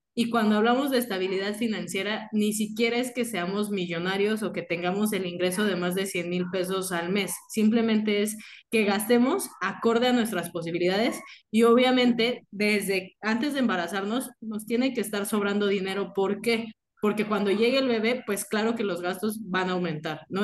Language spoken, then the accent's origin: Spanish; Mexico; somos muchísimos mexicanos